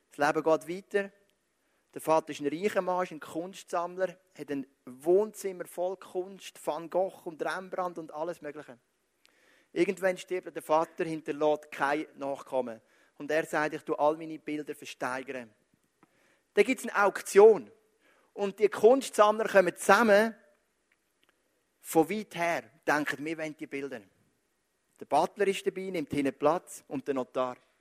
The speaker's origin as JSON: {"language": "German", "region": "Zug", "country": "Switzerland", "tie": "born or raised there", "said": "Geboren am 20.07.1979, genau zehn Jahre später, als der erste Mensch auf dem Mond gestanden ist, in Zug, Kanton Zug"}